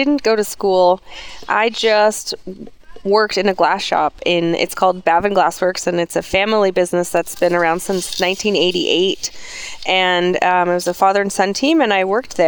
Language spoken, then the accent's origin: English; Saskatchewan, Canada; also born or lived in Invermere, British Columbia; now in Revelstoke, Canada; I'm actually from Saskatchewan. Mm-hmm. I'm a prairie girl.